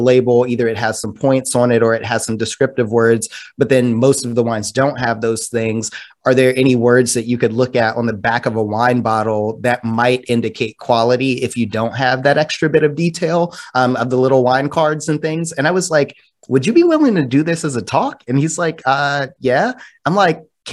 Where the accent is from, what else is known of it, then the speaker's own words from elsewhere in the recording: Prince George's County, Maryland, United States; moved away as an adult; also born or lived in Lynchburg, Virginia; now in Charlottesville, United States; I'm from Maryland, right outside of D.C., Prince George's County or PG County, as we would call it. And I did not grow up getting into the outdoors or anything like